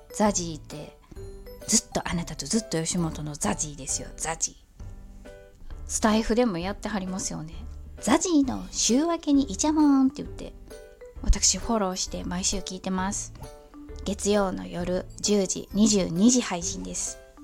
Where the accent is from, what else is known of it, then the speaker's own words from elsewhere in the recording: Kansai, Japan; accent: Kansai-ben; あの関西地域の私どもが標準語を話せないのは理由がありまして小学校とか中学校とか高校で学校の先生が授業の時に標準語を使ってないんです